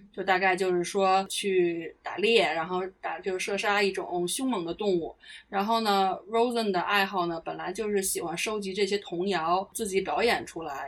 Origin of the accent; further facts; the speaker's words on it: China; now in United Kingdom; 我中国人又怕冷